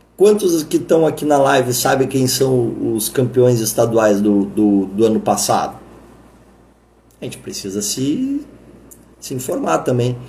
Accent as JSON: {"language": "Portuguese", "region": "Rio Grande do Sul", "country": "Brazil", "said": "eu sou gaúcho"}